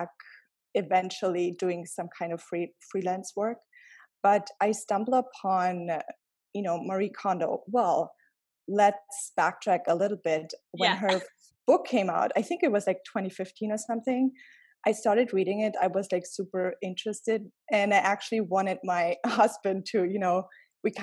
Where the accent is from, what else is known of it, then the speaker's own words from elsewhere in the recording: around Munich, Bavaria, Germany; moved away as an adult; also born or lived in Cleveland, Ohio; now in New York City, United States; I grew up around the city of Munich, and I came to the United States about 10 years ago